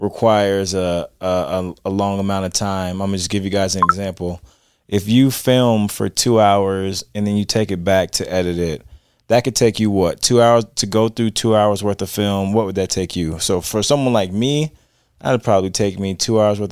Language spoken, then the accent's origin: English; Florida, United States; I'm from Florida.